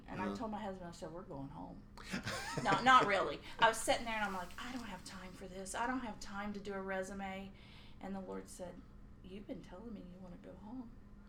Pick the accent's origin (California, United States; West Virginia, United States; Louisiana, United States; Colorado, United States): West Virginia, United States; Kellytown; now in Gaston County, United States; I grew up in Kellytown, West Virginia, and it's a little outside of Fairmont, home of Mary Lou Retton. Mm. And so I went to, I'm a coal miner's daughter.